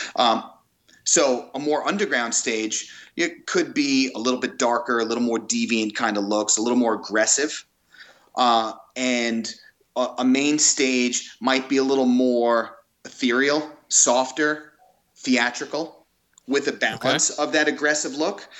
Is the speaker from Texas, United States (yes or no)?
no; Five Towns, Long Island, New York, United States; now in California, United States; I grew up in the Five Towns